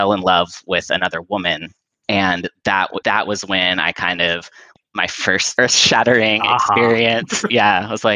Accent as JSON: {"language": "English", "area": "Orange County", "region": "Southern California", "country": "United States", "tie": "born or raised there", "said": "I grew up in Southern California, in Orange County"}